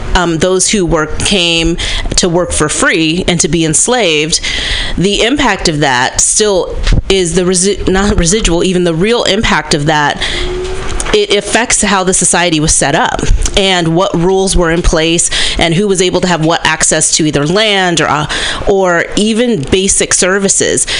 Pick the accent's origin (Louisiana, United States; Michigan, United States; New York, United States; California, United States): California, United States; Berkeley; a Gen X black woman, um, born and raised in Berkeley, California